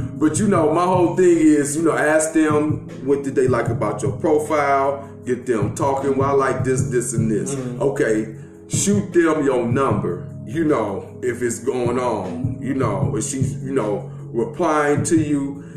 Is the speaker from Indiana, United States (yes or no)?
yes; Gary, Indiana, United States; me growing up in Gary, Indiana